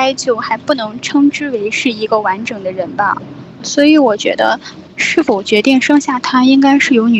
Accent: China; now in South Korea; 我是来自中国的留学生，呃，我今年是在呃读研究生，今年二十八岁。

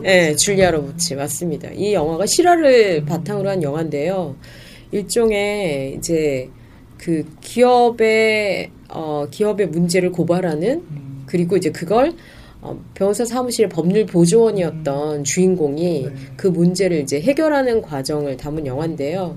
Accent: Gwangju, South Korea; 그리고 저는 이제 전라도 광주 출신인데

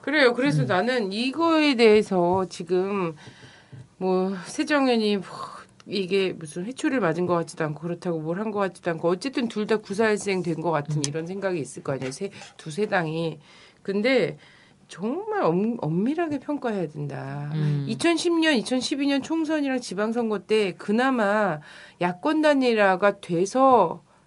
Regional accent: Chungcheong, South Korea; 저는 충청도에서 태어난 사람으로서

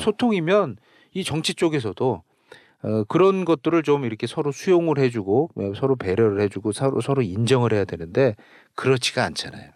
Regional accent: Seoul, South Korea; 우리도 우리 서울에 살았는데도 그 하천변이라든가

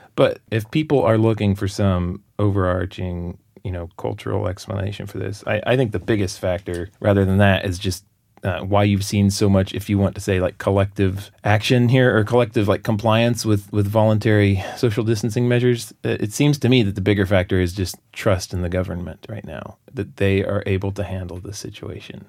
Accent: United States; now in South Korea; being an American right now

